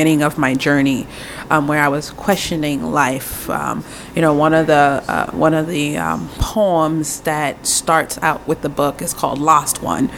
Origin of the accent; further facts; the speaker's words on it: Haiti; now in United States; I'm from Wakanda, a.k.a. Haiti